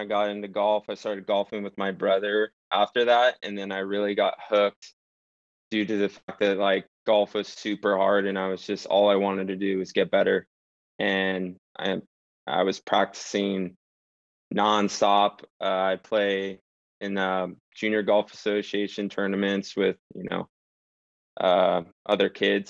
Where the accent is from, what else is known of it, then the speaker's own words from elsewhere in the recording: Ventura, California, United States; I'm from Ventura, California. Pretty much been born and raised here my whole life.